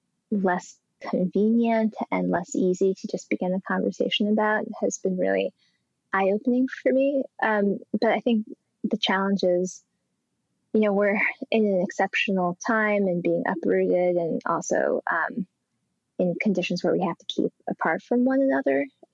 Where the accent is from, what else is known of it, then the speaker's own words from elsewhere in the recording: Colorado, United States; like my home state of Colorado and Boulder and in Rome